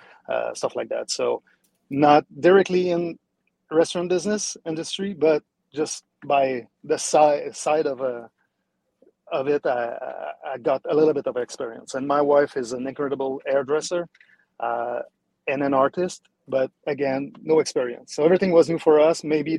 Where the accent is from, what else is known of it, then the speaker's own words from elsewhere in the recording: Montreal, Quebec, Canada; accent: French-Canadian; moved away as an adult; now in Cooper City, United States; as you can hear my accent, I'm a French-Canadian.